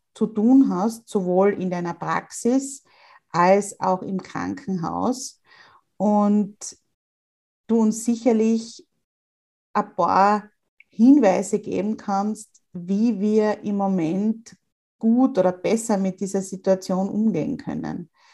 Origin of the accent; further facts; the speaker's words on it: Austria; bei uns in Österreich